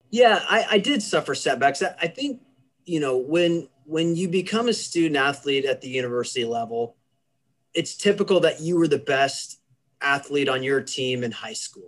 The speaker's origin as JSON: {"language": "English", "region": "Kansas", "country": "United States", "tie": "born or raised there", "moved": "as an adult", "said": "I grew up in the center of the United States in a, in, in a state called Kansas"}